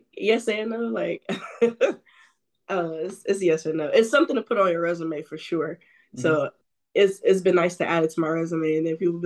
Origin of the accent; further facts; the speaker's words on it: Cleveland, Ohio, United States; here in Cleveland, in my hometown